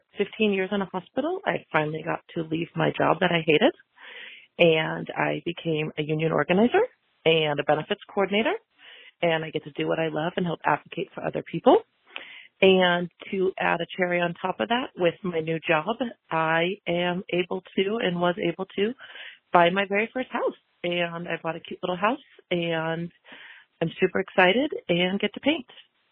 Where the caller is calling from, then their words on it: Northern California, United States; calling from Northern California.